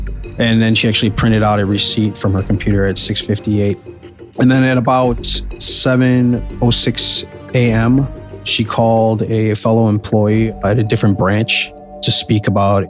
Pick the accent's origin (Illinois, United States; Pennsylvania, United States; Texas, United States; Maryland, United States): Illinois, United States; Lansing; So I grew up actually in Lansing, Illinois, and I was in high school when this happened.